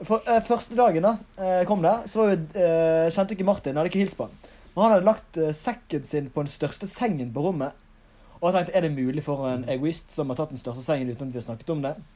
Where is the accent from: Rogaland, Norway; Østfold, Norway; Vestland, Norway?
Vestland, Norway; Bergen; also born or lived in Oslo; hjemme i Bergen, gjør skole, trener